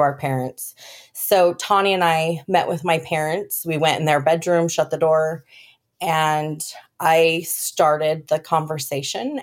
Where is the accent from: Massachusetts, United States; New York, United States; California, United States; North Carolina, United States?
California, United States; moved away as an adult; also born or lived in Colorado; now in Texas, United States; I was born in Colorado and then shortly moved to California where I met my, um, high school sweetheart